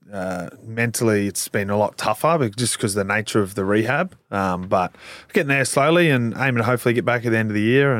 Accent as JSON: {"language": "English", "region": "Queensland", "country": "Australia", "moved": "as an adult", "lives_now": "Melbourne, Australia", "said": "I'm from Queensland, I'm not from Melbourne"}